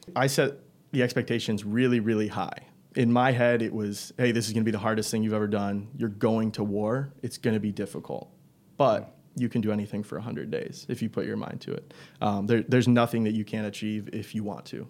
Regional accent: Algonac, Michigan, United States; I grew up in Algonac, same place that Tristan and Steven come from

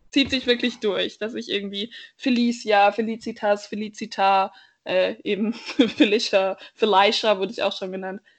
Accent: Bavaria, Germany; ich bin aufgewachsen nicht in München, sondern auf so eine Art Dorf und auch, ich finde es sehr schön, dass es in Bayern irgendwie so viel Natur gibt

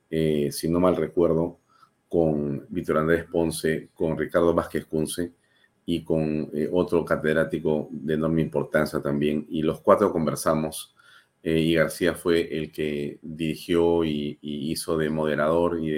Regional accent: Peru; yo también creo, como muchos peruanos y como muchos apristas, sin duda, que ha sido una gran pérdida para el país

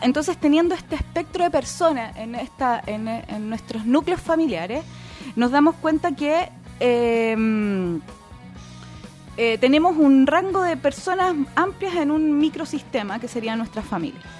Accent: Santiago, Santiago Metropolitan Region, Chile; moved away; yo soy de Santiago, oriunda de allá.

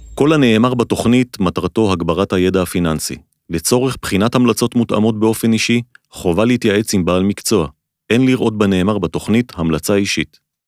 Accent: Israel; אנחנו כמו ישראלים

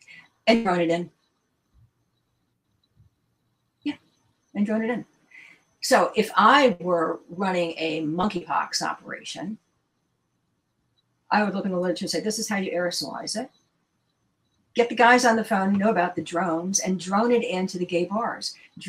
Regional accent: Washington, District of Columbia, United States; I was born and raised in the Washington, D.C. area

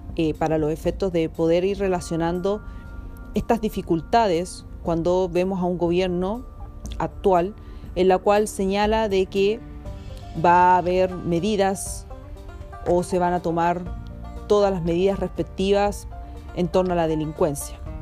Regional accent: Chile

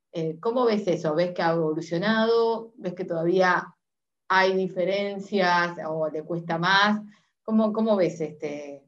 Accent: Uruguay; soy uruguaya

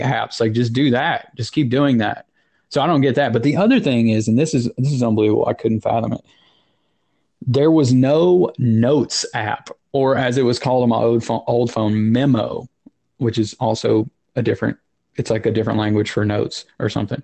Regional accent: Tennessee, United States; now in New Jersey, United States; I did grow up in Tennessee

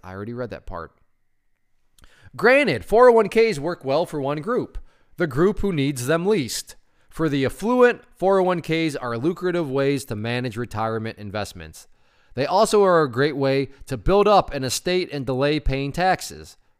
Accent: Connecticut, United States; my home state of Connecticut

